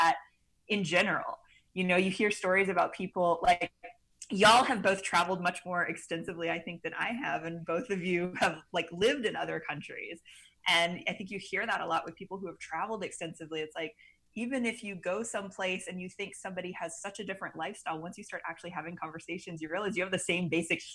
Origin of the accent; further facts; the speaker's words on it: Mississippi Gulf Coast, South Mississippi, United States; now in New Orleans, United States; I grew up in South Mississippi on the Mississippi Gulf Coast